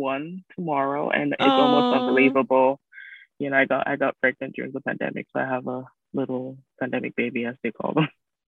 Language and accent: English; Ghana; moved away; I'm an immigrant from Ghana.